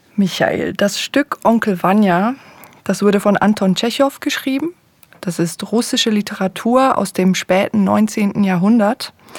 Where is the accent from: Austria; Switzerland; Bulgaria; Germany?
Switzerland; first language Swiss German; berührt mich das als Schweizerin auch so besonders, weil es meine Muttersprache ist